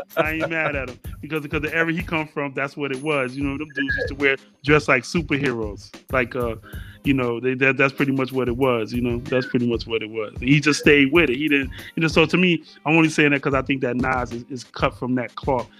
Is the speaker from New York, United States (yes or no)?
yes; New York City, New York, United States; I was born in Harlem.